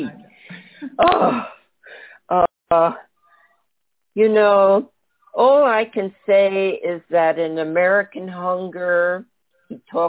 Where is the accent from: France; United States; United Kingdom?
France; Paris, Île-de-France; I grew up in Paris during the Algerian War